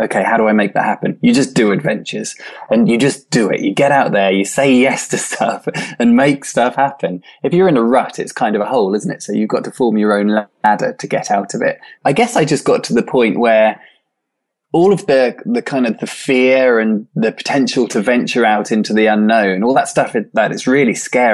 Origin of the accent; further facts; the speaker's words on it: Swansea, Wales, United Kingdom; I returned to my hometown, Swansea in South Wales